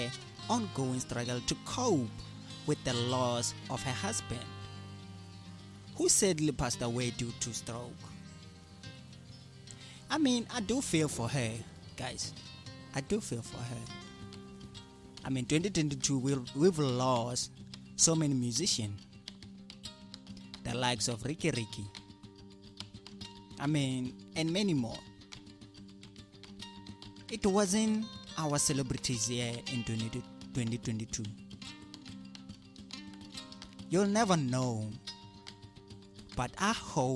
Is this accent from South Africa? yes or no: yes; South Africa; I'm proud to be a South African right now